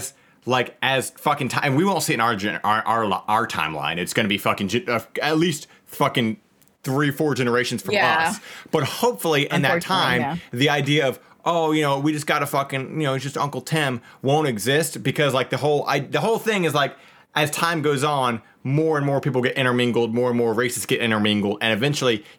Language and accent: English; Cincinnati, Ohio, United States; also born or lived in Tampa, Florida; now in Washington, United States; I'm originally from Cincinnati. So, Cincinnati, Ohio